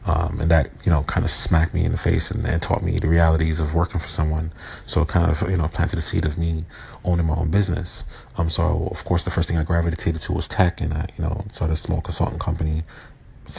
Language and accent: English; New York City, New York, United States; I was born in Brooklyn, New York in 1980, September 12th.